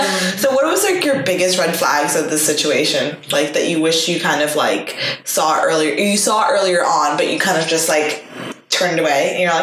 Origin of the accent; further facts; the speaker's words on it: New York, United States; moved away; also born or lived in Copenhagen; we're both from New York